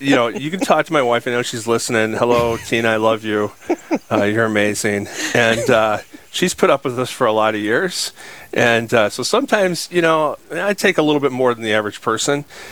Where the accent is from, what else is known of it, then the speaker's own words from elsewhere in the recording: Sioux Falls, South Dakota, United States; I'm just a guy, born and raised in Sioux Falls, South Dakota